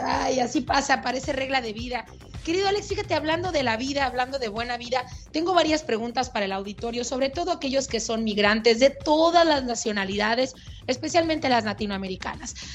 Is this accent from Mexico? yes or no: yes; Mexico; en mi país